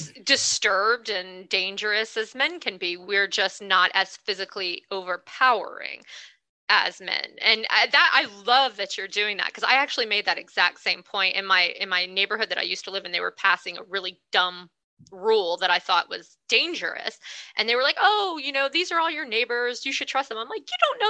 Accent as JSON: {"language": "English", "region": "the South", "country": "United States", "said": "I'm a Southerner, I'm a redneck"}